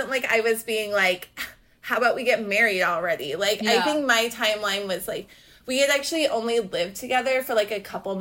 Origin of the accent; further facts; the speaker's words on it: Atlanta, Georgia, United States; I grew up in Atlanta